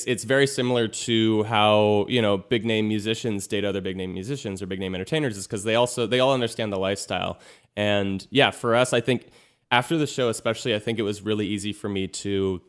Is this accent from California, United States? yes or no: yes; Manhattan Beach, California, United States; I'm 27 and I'm from Manhattan Beach, California.